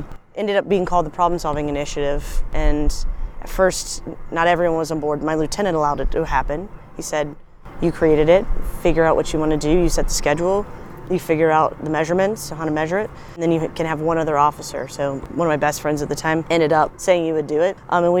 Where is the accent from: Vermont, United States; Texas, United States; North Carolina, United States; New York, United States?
North Carolina, United States; Boone; moved away as an adult; also born or lived in Los Angeles, California; now in Charleston, United States; I grew up in Boone, North Carolina, in the Appalachian Mountains. My mom and dad are professors from App State.